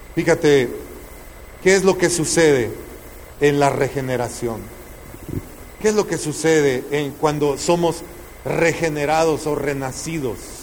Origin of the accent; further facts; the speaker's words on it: El Salvador; moved away; En el tiempo que estaba la guerra e-, en mi tierra, en El Salvador, una bala perdida pasó al lado de mi cabeza